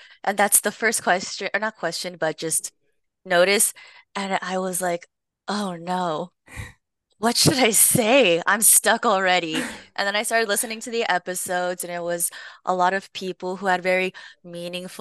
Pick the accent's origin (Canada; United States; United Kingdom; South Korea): United States; Long Beach, California; I grew up in Long Beach, California, where I was born and raised.